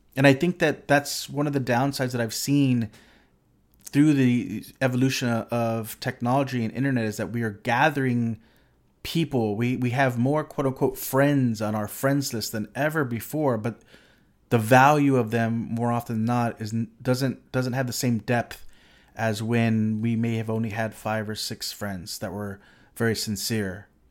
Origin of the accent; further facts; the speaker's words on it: Corpus Christi, Texas, United States; I grew up in a s, in a relatively small city in South Texas